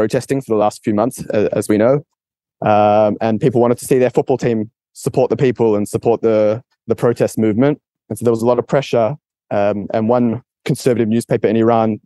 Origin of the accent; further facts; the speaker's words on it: Australia; my home country, Australia